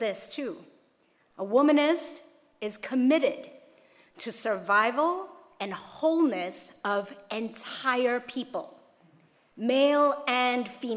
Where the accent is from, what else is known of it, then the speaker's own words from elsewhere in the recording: Hong Kong; moved away; when I was growing up in Hong Kong